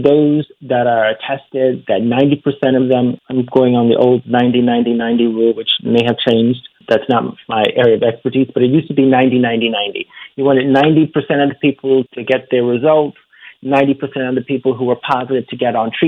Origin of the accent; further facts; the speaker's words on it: Chicago, Illinois, United States; I'm from Chicago